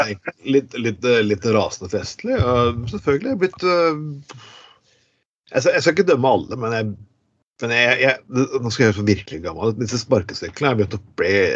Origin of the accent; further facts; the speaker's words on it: Bergen, Vestland, Norway; accent: Bergen dialect; vi er bergenspodkast, folkens, men eh, du hører det på dialekten min.